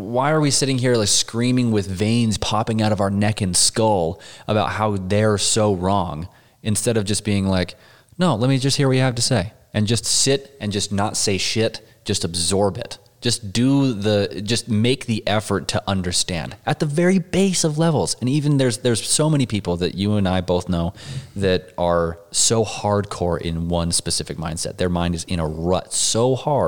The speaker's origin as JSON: {"language": "English", "town": "Pinesdale", "region": "Montana", "country": "United States", "tie": "born or raised there", "also_born_or_lived": "Utah", "said": "I was born in Utah and raised in Montana"}